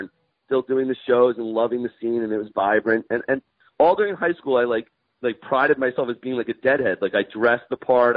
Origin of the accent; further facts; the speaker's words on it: Bergen County, New Jersey, United States; I grew up in Bergen County, New Jersey, and right outside of the city of Manhattan